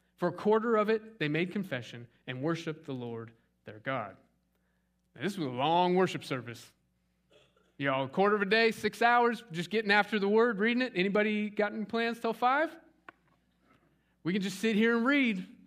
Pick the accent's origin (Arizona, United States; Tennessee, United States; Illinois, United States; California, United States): Arizona, United States; Scottsdale; now in East Texas, United States; I grew up in Scottsdale, Arizona.